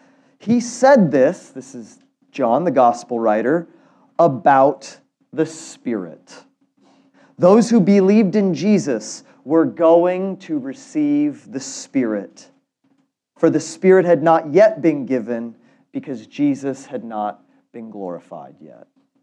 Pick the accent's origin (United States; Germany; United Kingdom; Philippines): Germany; born there; I was born in Germany, and German is really interesting because they have so many words that you can't quite translate into English.